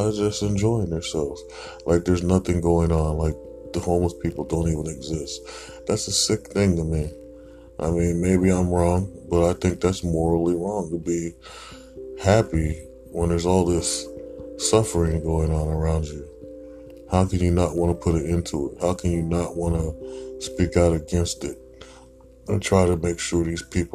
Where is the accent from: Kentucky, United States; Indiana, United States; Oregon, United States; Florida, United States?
Oregon, United States; Portland; I come from Portland, Oregon. This city used to be very clean